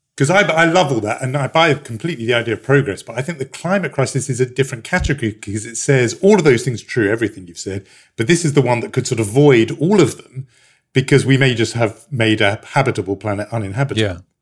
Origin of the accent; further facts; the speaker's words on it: United Kingdom; as a Brit